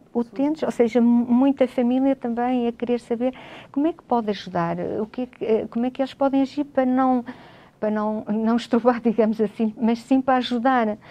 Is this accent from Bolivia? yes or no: no; Vila Real, Norte, Portugal; eu sou natural de Vila Real